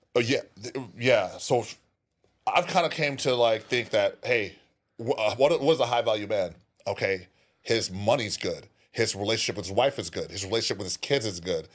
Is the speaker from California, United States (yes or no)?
yes; California, United States; I'm from there too